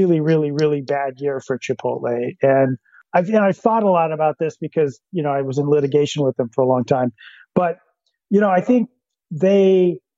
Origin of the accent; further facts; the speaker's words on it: Hood Canal, Washington, United States; I grew up on the Hood Canal